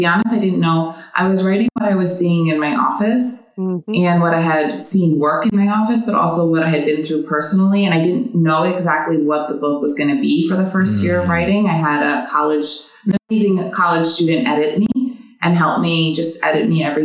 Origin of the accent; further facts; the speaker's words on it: New York City, New York, United States; moved away; I'm from New York City originally, born and raised